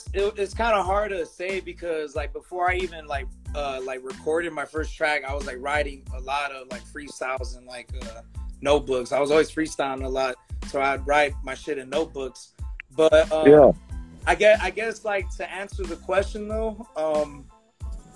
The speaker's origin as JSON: {"language": "English", "town": "Compton", "region": "California", "country": "United States", "tie": "born or raised there", "moved": "yes", "lives_now": "Lake Elsinore, United States", "said": "before I came out to Elsinore, I grew up in Compton"}